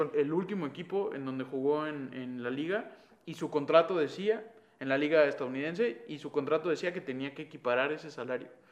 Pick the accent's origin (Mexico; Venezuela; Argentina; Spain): Mexico; now in Guatemala; ahora somos, bueno, mexicanos